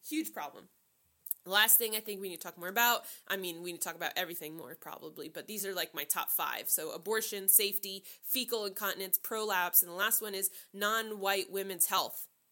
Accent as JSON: {"language": "English", "region": "New Jersey", "country": "United States", "accent": "Jersey", "said": "I'm from Jersey"}